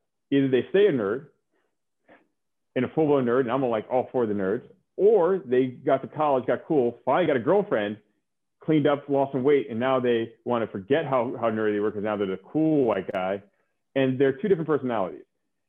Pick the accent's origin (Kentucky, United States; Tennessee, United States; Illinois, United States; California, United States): California, United States; I grew up in California, it's very diverse, went to private school, so I was used to being around it.